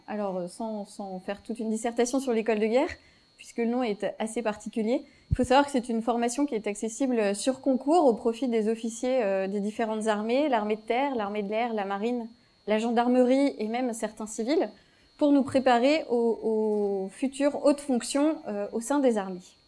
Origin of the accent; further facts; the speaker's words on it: Vendée, Pays de la Loire, France; J'étais j'ai grandi en Vendée